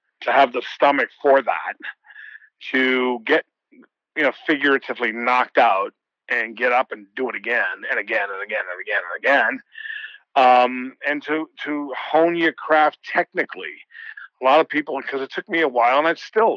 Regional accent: Boston, Massachusetts, United States; I'm from Boston. I still live in Boston

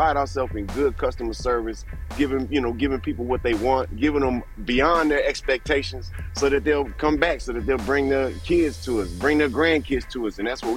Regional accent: Houston, Texas, United States; We grew up as a Texan. You're just proud of everything Texas

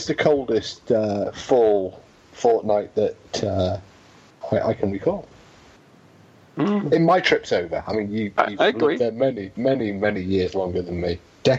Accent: England, United Kingdom; now in Wales, United Kingdom; Thank God I'm English.

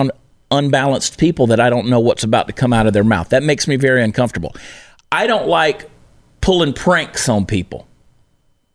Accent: the South, United States; I was raised in the South

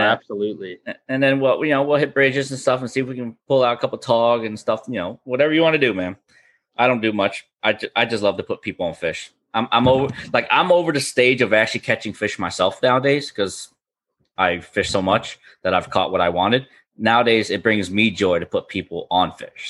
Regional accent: Florida, United States; I was born and raised up in Fishner, Florida

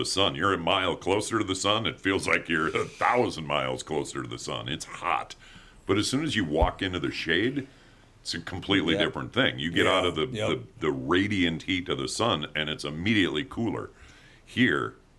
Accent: Denver, Colorado, United States; I'm from Denver

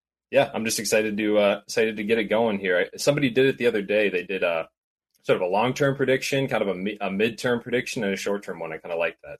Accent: Minnesota, United States; So I grew up in Minnesota.

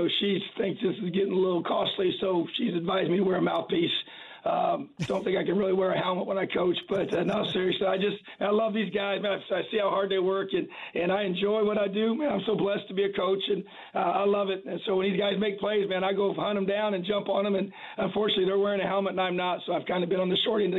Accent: Indiana, United States; I'm born and raised in Indiana, high school coach in the state for many years

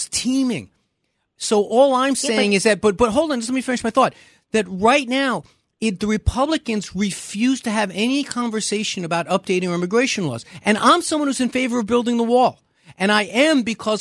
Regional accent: New York City, New York, United States; my hometown of Brooklyn.

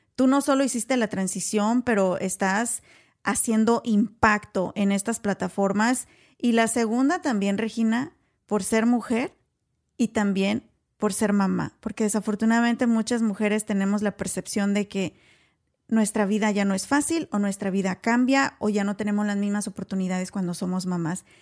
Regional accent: Mexico; Tú y yo somos de México

